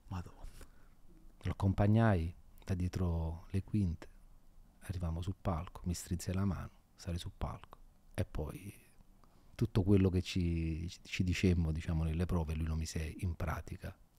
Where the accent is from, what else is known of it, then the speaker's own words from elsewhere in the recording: Naples, Campania, Italy; io non sono, non sono, mai andato via da Napoli